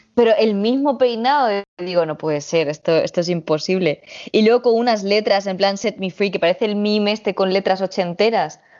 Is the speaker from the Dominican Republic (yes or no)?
no; Spain; yo vengo de España